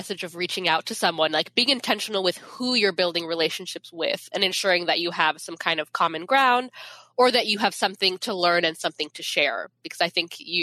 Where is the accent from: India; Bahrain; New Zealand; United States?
United States; Federal Way, Washington; I grew up in Federal Way, which is like 30 minutes south of Seattle